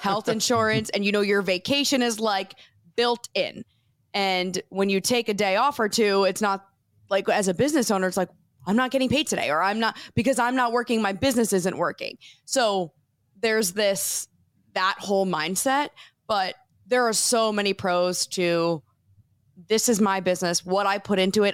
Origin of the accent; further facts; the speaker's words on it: New Jersey, United States; moved away as an adult; we're from New Jersey